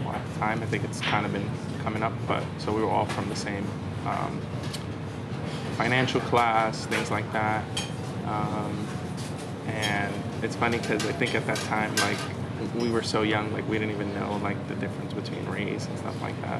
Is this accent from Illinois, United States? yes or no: no; New York City, New York, United States; I actually grew up in this neighborhood, Stapleton, uh, maybe like five minutes away. Um, and yeah, grew up here in Staten Island, Stapleton, went to school down the block, and, uh, went to Curtis High School.